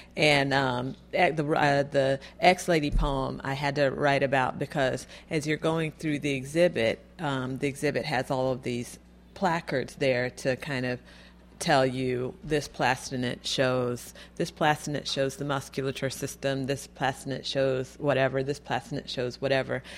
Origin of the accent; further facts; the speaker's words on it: Florida, United States; moved away; I'm from Florida. I'm originally from Florida